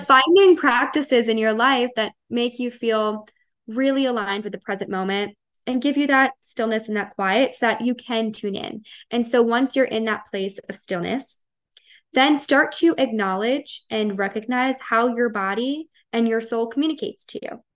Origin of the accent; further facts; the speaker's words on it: Long Island, New York, United States; I am from Long Island, New York, born and raised, haven't left.